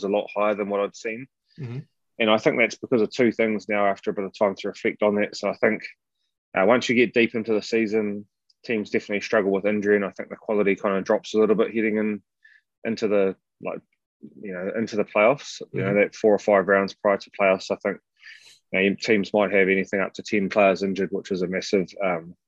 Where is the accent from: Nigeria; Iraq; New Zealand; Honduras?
New Zealand; accent: New Zealand; moved away as an adult; now in United States; I'm a New Zealander, which would be obvious in terms of my accent